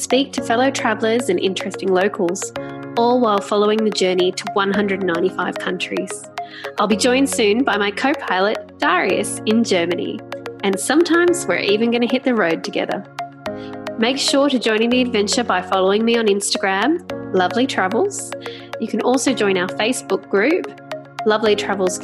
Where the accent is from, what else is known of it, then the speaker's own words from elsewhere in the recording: Australia; as an Australian